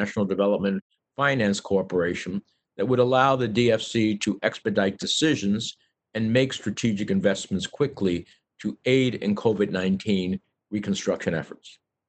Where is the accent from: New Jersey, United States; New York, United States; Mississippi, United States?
New Jersey, United States; at least 14 to 15,000 of those are from my home state of New Jersey.